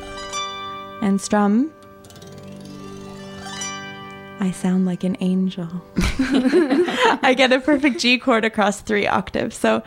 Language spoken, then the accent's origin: English; Edmonton, Alberta, Canada; now in Montreal, Canada; I grew up in Edmonton, so that's also home. But Montreal's been home for 11 years